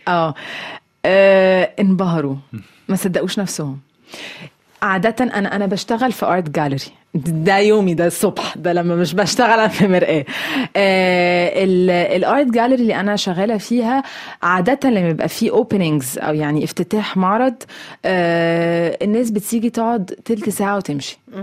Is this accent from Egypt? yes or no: yes; Egypt; moved away as an adult; now in France; بلدي والمنطقة اللي أنا اتولدت وعشت فيها